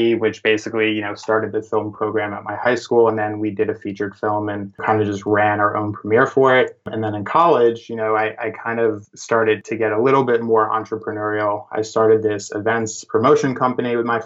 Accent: New York City, New York, United States; I was born and raised in New York City

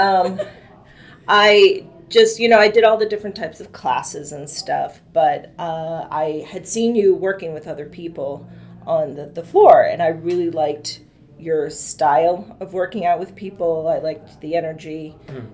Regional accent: Massachusetts, United States; moved away as an adult; now in Washington, D.C. area, United States; I'm originally from Massachusetts. I came down here uh, to the DC area for college and then never left

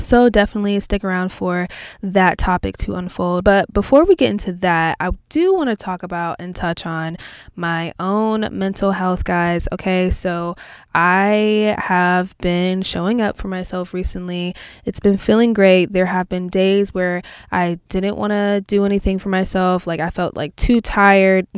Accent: Texas, United States; I'm from Texas

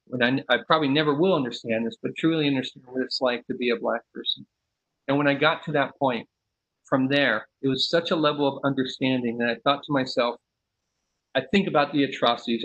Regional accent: San Leandro, California, United States; I'm from the Bay Area. I grew up in San Leandro.

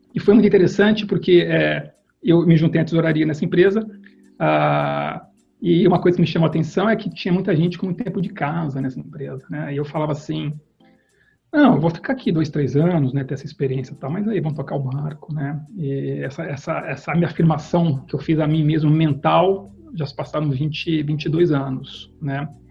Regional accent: Campinas, São Paulo, Brazil; Eu fui criado numa família que tinha um negócio, um negócio comercial em Campinas, eu sou de Campinas

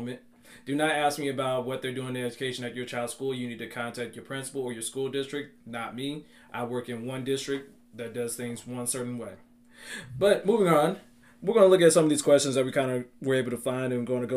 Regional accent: Charlotte, North Carolina, United States; also born or lived in Durham, North Carolina; I'm originally from Charlotte, North Carolina. I am a elementary PE teacher residing in Bull City, Durham, North

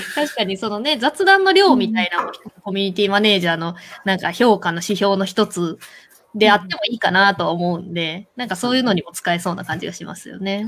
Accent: Kansai, Japan; 私関西人なんですけど

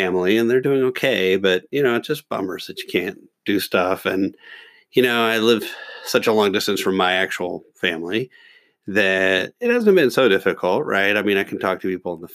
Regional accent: Kentucky, United States; I'm from Kentucky

